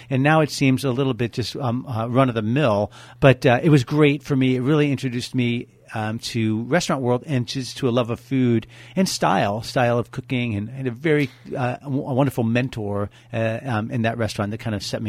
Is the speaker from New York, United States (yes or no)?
yes; upstate New York, United States; moved away as an adult; now in Napa Valley, United States; I grew up in upstate New York.